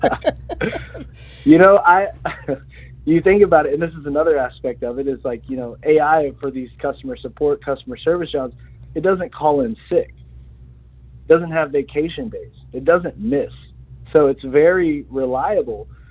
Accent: Texas, United States; I'm from Texas

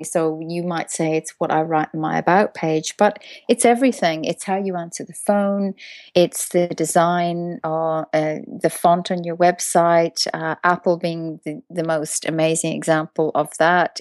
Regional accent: Ireland; moved away; I'm from Ireland originally

